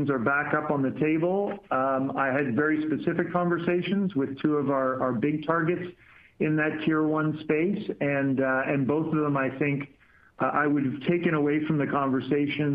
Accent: Canada; as a Canadian being down in San Diego

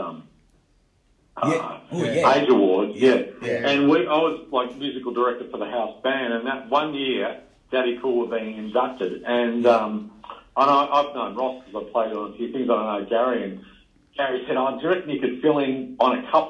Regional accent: Mentone, Victoria, Australia; also born or lived in Melbourne; I grew up in Men's Home

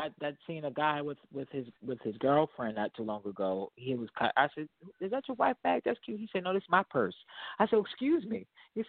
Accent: Chester, Pennsylvania, United States; I'm born and raised in Church of God in Christ. Ezekiel Church of God in Christ here in Chester, Pennsylvania.

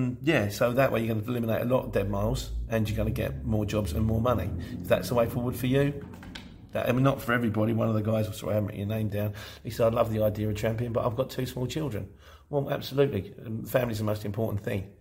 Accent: Luton, East of England, United Kingdom; moved away; also born or lived in London; I was born in Luton, but I spent 25 years as a London street market trader

